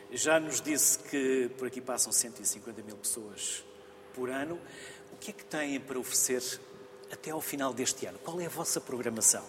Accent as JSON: {"language": "Portuguese", "area": "the North", "region": "Norte", "country": "Portugal", "said": "eu também sou do Norte"}